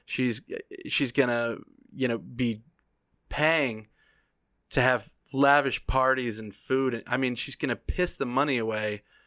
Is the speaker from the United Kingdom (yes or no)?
no; United States; As an American